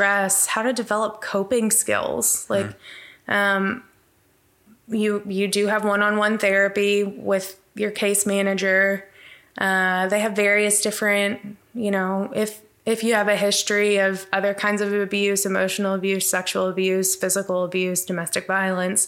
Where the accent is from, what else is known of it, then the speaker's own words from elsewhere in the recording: Abilene, Texas, United States; I grew up in Abilene. My parents owned Christian radio stations in Abilene